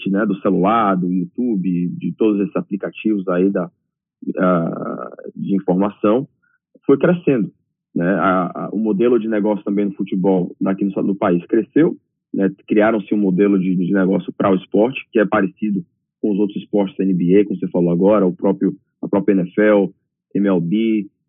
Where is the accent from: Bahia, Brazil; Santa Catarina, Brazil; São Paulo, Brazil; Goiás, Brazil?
Bahia, Brazil; Salvador; moved away as an adult; Eu sou de Salvador e cresci em Salvador também, então é